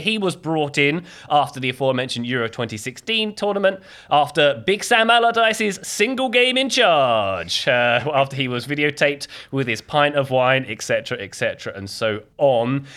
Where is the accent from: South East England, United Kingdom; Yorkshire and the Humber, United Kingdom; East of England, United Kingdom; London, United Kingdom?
London, United Kingdom; my hometown of London